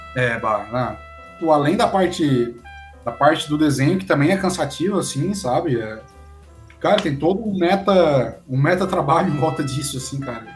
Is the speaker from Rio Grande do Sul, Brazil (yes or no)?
no; Criciúma, Santa Catarina, Brazil; sou de Criciúma também